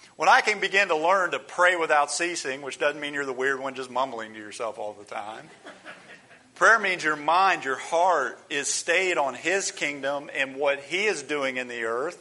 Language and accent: English; United States; we as American Christians